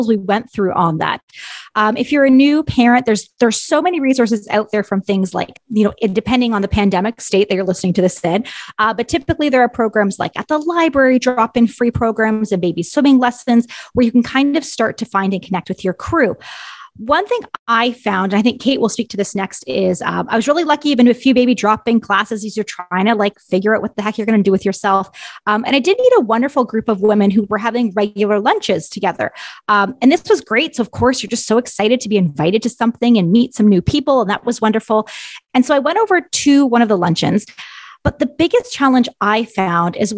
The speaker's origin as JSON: {"language": "English", "region": "Ontario", "country": "Canada", "moved": "yes", "said": "I am from Ontario originally. So most of my family and extended family still lives in Ontario"}